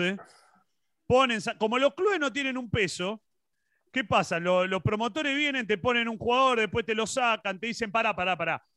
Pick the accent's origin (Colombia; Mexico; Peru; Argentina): Argentina; acá en Argentina